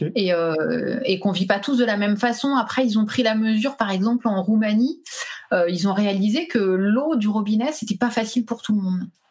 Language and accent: French; Île-de-France, France; moved away as an adult; also born or lived in Pyrenees; Nous, à la base, on est d'Île-de-France